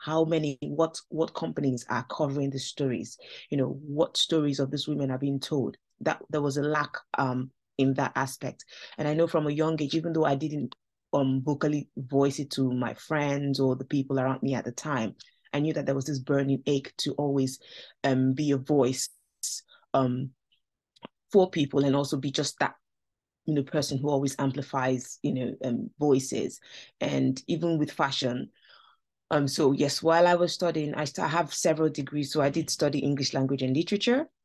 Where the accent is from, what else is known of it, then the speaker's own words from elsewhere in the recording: Nigeria; now in United Kingdom; I grew up in Nigeria, so that's where I'm from